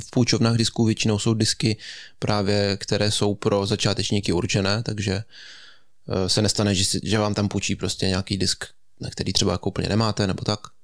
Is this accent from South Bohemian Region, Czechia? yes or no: yes; Český Krumlov, South Bohemian Region, Czechia; u nás v Krumlově to tak funguje